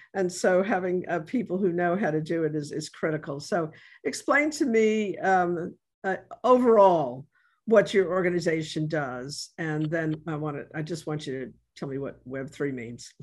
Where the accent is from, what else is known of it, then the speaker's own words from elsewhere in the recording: New York, United States; now in New Orleans, United States; I am from New York